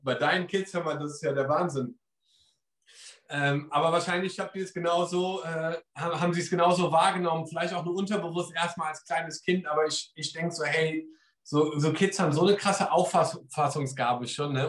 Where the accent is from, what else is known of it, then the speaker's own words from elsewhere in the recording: Germany; now in England; ich komme aus Deutschland